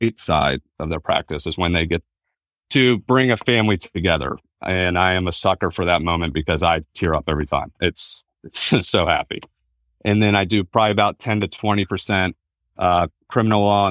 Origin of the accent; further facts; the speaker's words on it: Virginia, United States; also born or lived in North Carolina; I'm born and raised in Virginia. I went to college in North Carolina, but came back.